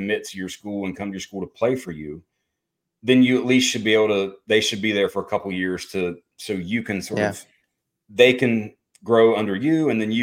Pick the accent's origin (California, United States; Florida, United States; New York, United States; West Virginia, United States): West Virginia, United States; West Virginia, my home state and school there